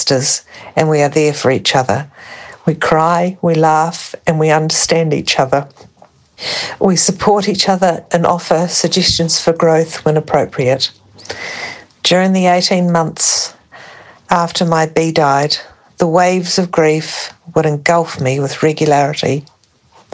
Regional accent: New Zealand; now in France; I'm from New Zealand, but currently living in France

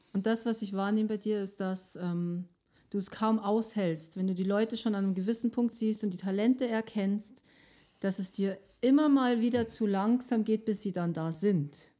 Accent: Switzerland; bei uns in der Schweiz

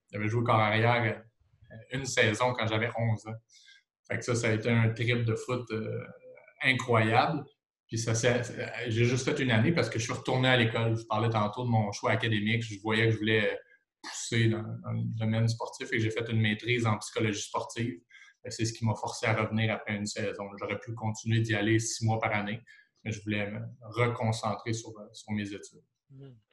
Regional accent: Trois-Rivières, Quebec, Canada; je viens de la région de Trois-Rivières

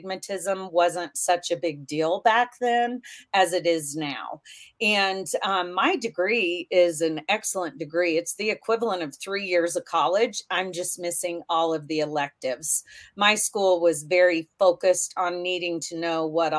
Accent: Kansas, United States; also born or lived in Nebraska; I was born in Kansas, but grew up back and forth between Kansas and Nebraska.

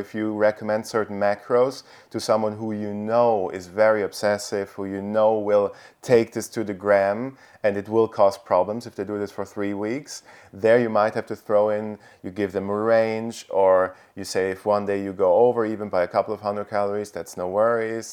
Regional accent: Italy; now in Austria; I'm originally from Italy, but now currently live in Austria

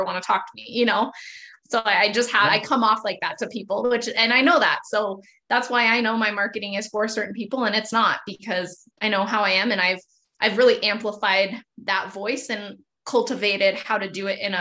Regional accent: Montana, United States; I'm from Montana, still live in Montana. Very close-minded, conservative Christian culture here. I grew up in a Montana ranch family

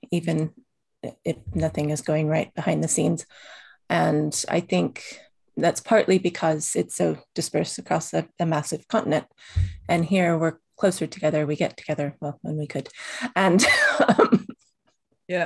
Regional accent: Oklahoma, United States; I grew up in Oklahoma

